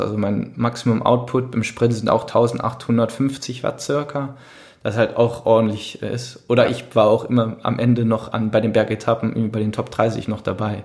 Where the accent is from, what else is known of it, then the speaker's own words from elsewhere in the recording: Düsseldorf, North Rhine-Westphalia, Germany; ich dann als Düsseldorfer